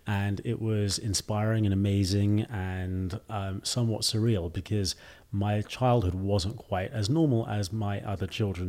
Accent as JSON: {"language": "English", "country": "United Kingdom", "lives_now": "China", "said": "Most people in the U.S. will say, \"Are you Australian?\" before they assume I'm British."}